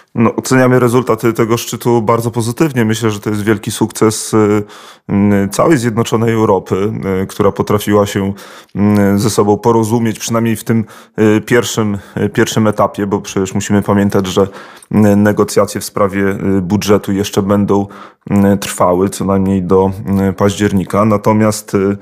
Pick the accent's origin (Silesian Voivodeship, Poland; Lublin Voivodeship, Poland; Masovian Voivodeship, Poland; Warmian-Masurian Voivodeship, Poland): Lublin Voivodeship, Poland; Biała Podlaska; moje rodzinne miasto Biała Podlaska